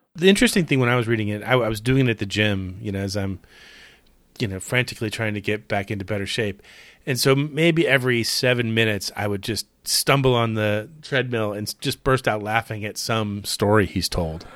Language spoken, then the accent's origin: English; Clearwater, Florida, United States; when I was growing up in Clearwater, Florida